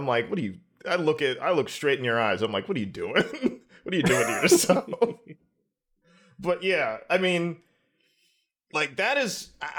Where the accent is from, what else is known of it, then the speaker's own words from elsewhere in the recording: Pittsburgh, Pennsylvania, United States; I'm from Pittsburgh.